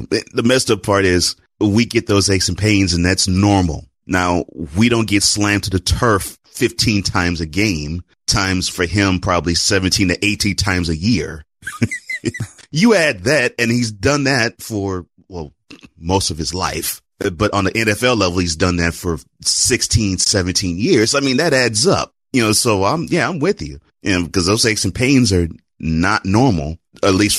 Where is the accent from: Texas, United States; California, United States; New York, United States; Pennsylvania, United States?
Texas, United States; Houston; I'm from Houston